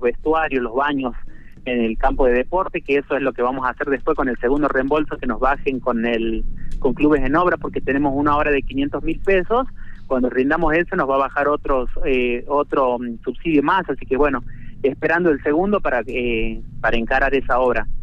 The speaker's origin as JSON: {"language": "Spanish", "town": "Colpes", "region": "Catamarca", "country": "Argentina", "said": "soy de Colpes"}